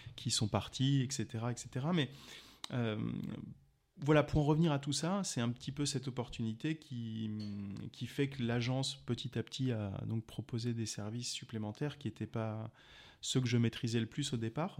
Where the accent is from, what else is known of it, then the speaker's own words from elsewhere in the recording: Alsace, Grand Est, France; moved away as an adult; also born or lived in Strasbourg; now in Montpellier, France; je viens d'Alsace, j'ai commencé mes études de droit à Strasbourg et je les ai terminées en arrivant sur Montpellier en 2001-2002